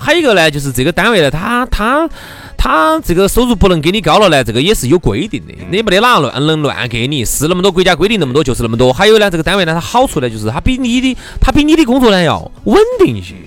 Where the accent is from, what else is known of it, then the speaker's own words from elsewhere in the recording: Chengdu, Sichuan, China; 我们成都人